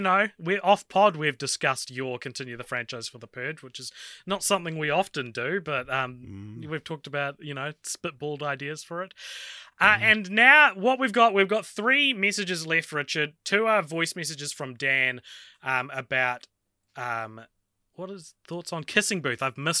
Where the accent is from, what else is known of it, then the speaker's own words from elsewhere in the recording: Australia; As an Australian, yes, I have been on the movie world ride a few times.